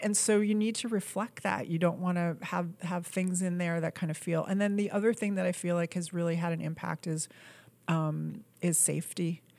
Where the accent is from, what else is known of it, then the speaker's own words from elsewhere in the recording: New York, United States; also born or lived in Boston; I was raised in New York